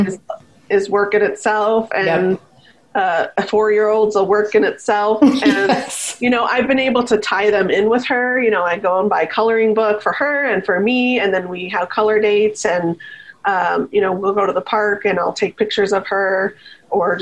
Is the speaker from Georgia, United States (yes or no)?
no; Chicago, Illinois, United States; moved away as an adult; also born or lived in Virginia Beach, Virginia; now in Las Vegas, United States; we moved back to the Midwest where my family's from in Northern Illinois, Chicago area